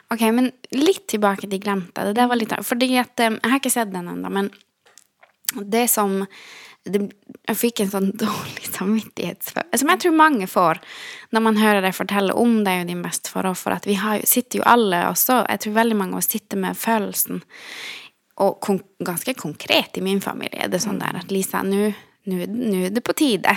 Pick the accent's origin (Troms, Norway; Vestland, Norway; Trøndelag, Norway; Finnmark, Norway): Finnmark, Norway; Kautokeino; Der jeg kommer fra Kautokeino